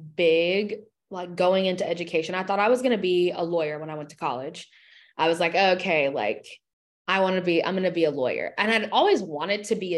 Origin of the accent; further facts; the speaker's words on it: Alabama, United States; moved away as an adult; now in Dallas, United States; I currently live in Dallas, Texas. I'm originally from Alabama, home sweet home